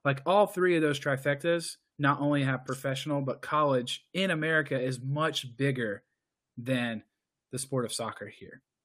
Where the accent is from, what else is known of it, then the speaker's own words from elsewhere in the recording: United States; as an American